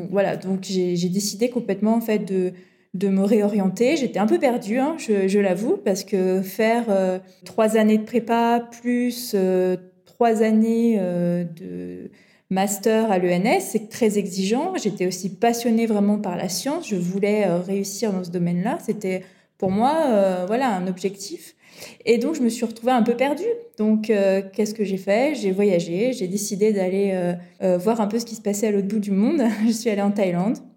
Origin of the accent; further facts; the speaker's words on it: Montpellier, Occitania, France; j'ai grandi dans le sud de la France, à côté de Montpellier.